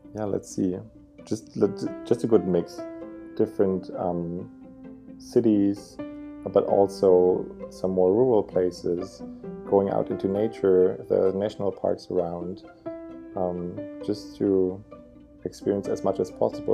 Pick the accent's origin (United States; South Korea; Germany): Germany; also born or lived in Berlin; I'm from Germany and I currently live in Berlin, in the capital